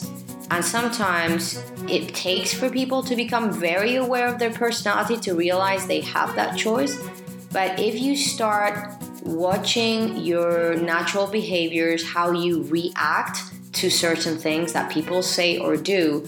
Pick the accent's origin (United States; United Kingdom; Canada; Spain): Spain; I am from Spain